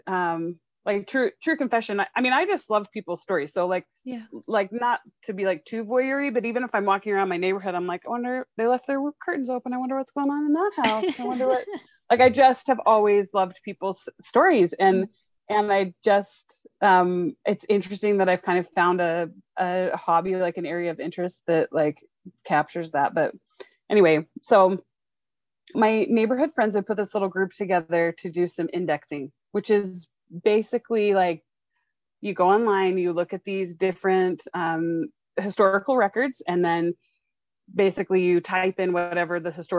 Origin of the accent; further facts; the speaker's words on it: Dallas, Texas, United States; also born or lived in Seattle; now in Salt Lake City, United States; So I grew up in Dallas and Seattle. That's kind of like where my heart still is.